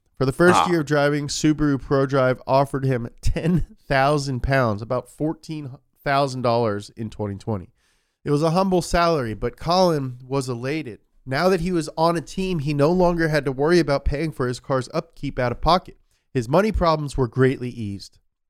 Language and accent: English; Scotland, United Kingdom; oi, but I ain't British, am I? I'm Scottish.